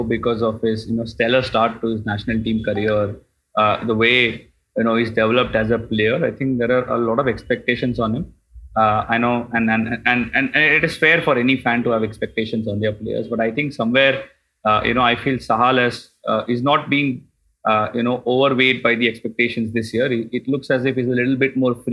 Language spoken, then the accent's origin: English; Mumbai, Maharashtra, India; I come from Mumbai too